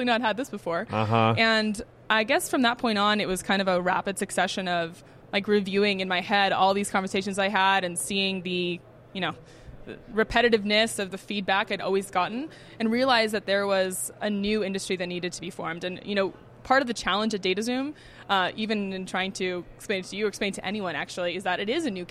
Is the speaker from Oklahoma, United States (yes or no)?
no; Bay Area, California, United States; moved away as an adult; also born or lived in New York / Barcelona; I grew up in the Bay Area, went to school out in New York